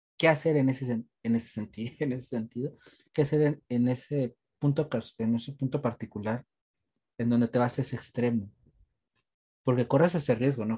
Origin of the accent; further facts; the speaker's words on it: Mexico; aprovechando que somos mexicanos